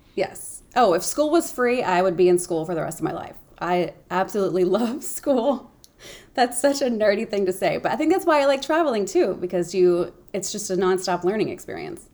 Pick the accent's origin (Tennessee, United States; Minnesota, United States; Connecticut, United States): Tennessee, United States; Memphis; moved away; I'm from Memphis, Tennessee. That's where I grew up